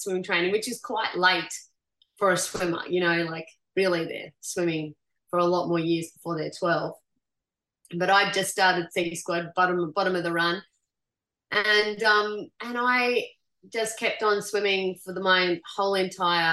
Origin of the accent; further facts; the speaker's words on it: Goondiwindi, Queensland, Australia; I grew up at Gundawindi